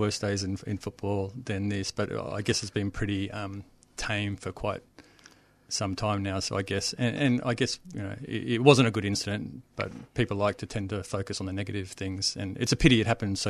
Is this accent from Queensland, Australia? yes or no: yes; Townsville, Queensland, Australia; I grew up in Queensland, so born in Townsville, played all my junior soccer in Queensland, up in Queensland. My first club was in Bundaberg.